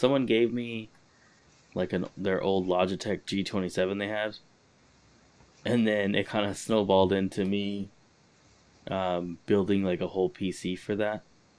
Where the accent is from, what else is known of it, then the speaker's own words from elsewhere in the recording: Los Angeles, California, United States; So I grew up in Highland Park, Eagle Rock area. They're like adjacent